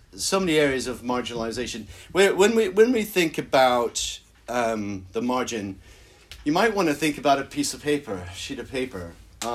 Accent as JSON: {"language": "English", "country": "United States", "also_born_or_lived": "Belfast, Northern Ireland", "moved": "as an adult", "lives_now": "United Kingdom", "said": "as you probably tell from my accent, I come originally from America"}